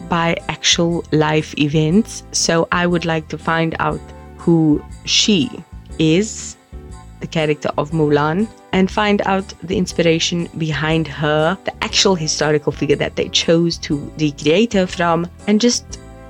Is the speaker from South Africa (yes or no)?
yes; South Africa; as a South African